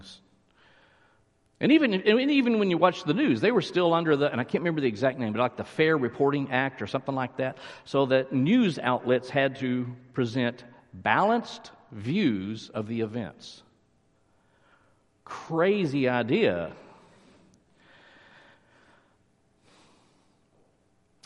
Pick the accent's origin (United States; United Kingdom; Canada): United States; Littlefield, Texas; now in McKinney, United States; I was raised near Lubbock, a small town. Littlefield is the town